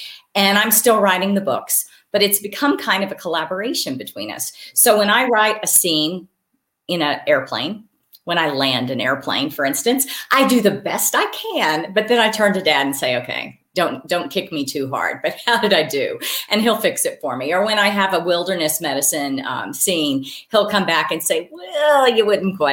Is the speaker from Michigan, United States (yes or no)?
no; Wyoming, United States; I do have these strong memories of growing up in Wyoming